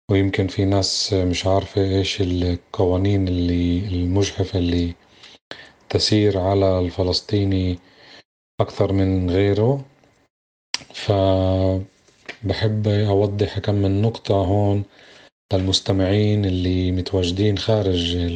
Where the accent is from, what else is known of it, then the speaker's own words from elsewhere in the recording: Palestine; ممنوع علينا إحنا كفلسطينيين بالداخل نتنفس من ناحية التعبير